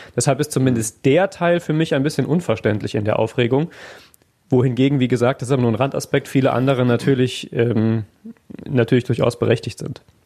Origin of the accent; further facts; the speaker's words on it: Neunkirchen, North Rhine-Westphalia, Germany; now in Essen, Germany; ich habe halt nie ein Krankenhaus gehabt, wo ich aufgewachsen bin, innerhalb von zehn Kilometern Reichweite